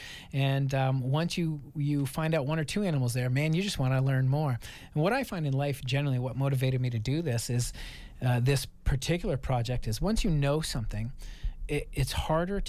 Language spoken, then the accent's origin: English; Maine, United States; moved away; I grew up in Maine in the wilderness and grew up around hunting culture